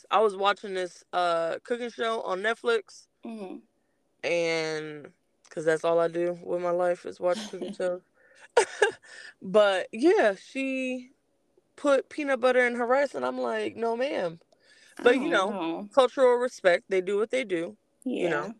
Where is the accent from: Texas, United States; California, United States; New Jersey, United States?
California, United States; Los Angeles; now in Georgia, United States; I'm from Los Angeles.